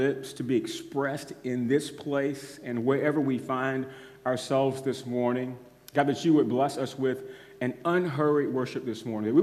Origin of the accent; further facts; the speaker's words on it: United States; as American Christians